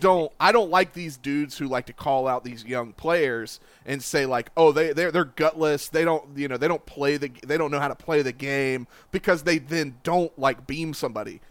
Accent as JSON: {"language": "English", "town": "Columbia", "region": "South Carolina", "country": "United States", "tie": "born or raised there", "said": "I grew up in Columbia, South Carolina"}